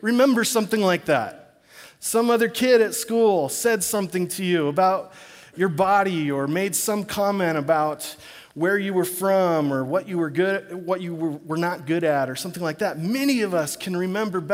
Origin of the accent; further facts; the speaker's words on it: Corvallis, Oregon, United States; back in my hometown of Corvallis